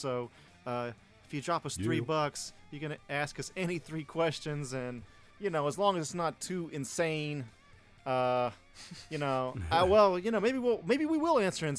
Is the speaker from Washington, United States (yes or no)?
no; Atlanta, Georgia, United States; I'm from Atlanta.